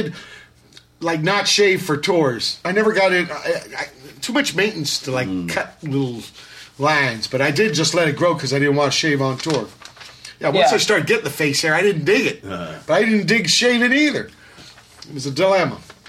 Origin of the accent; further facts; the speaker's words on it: Virginia, United States; moved away; I come from Virginia